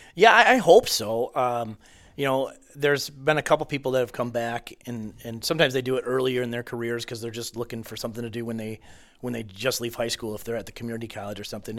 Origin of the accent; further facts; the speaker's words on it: Marysville, United States; growing up in Marysville